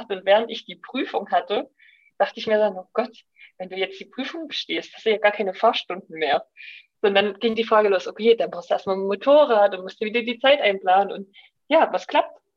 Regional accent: Saxony, Germany; Und natürlich bei uns im Erzgebirge auch geklöppelt. Ähm, das war so in unserer Familie ein bisschen gang und gäbe.

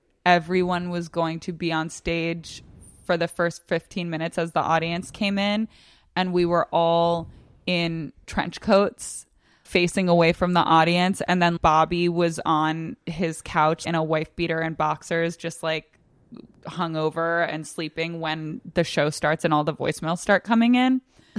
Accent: Virginia, United States; Northern Virginia.

